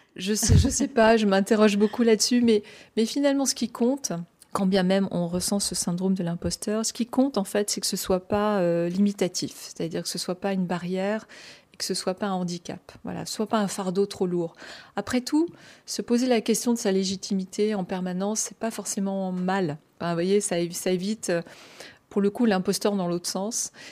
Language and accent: French; Brest, Brittany, France; j'ai grandi à Brest, hein, en Bretagne, dans le Finistère